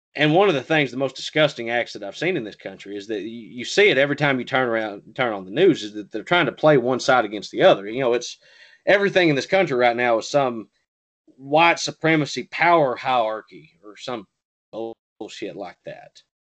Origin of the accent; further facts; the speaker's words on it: the South, United States; I'm from the South